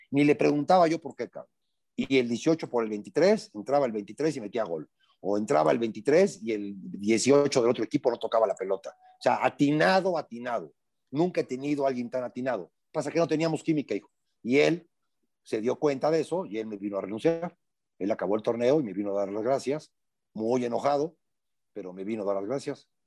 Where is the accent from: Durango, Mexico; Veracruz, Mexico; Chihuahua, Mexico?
Veracruz, Mexico; accent: jarocho; soy, muy jarocho yo hablando.